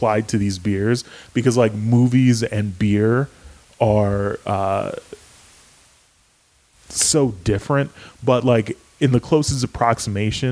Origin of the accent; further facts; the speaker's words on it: San Diego, California, United States; I am in San Diego and I'm from San Diego